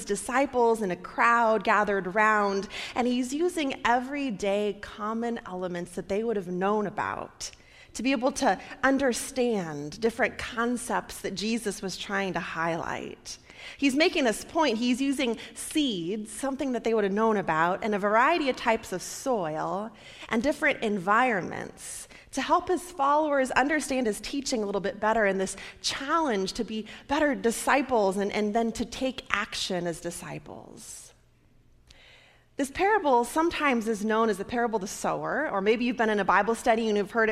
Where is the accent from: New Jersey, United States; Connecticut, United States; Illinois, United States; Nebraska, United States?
Nebraska, United States; now in Michigan, United States; my home state there